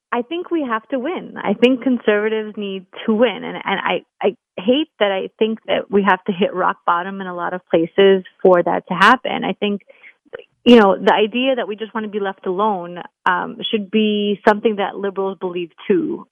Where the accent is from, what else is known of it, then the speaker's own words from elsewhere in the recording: New York City, New York, United States; I'm a New Yorker